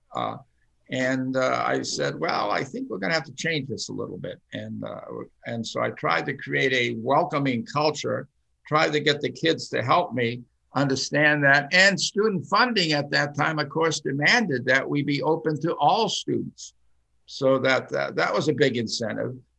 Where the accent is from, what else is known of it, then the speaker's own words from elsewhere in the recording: United States; English is a second language; I was born in a Finnish American home. I did not speak English until I went to the first grade